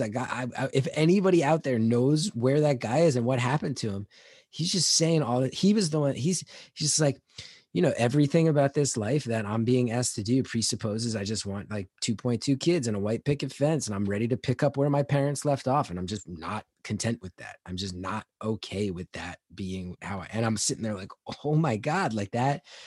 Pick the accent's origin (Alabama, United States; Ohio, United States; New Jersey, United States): New Jersey, United States; growing up in Jersey